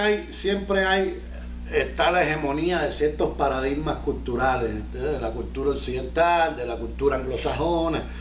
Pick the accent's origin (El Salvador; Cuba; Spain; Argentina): Cuba; now in Miami, United States; soy comediante, cubano, vivo en Miami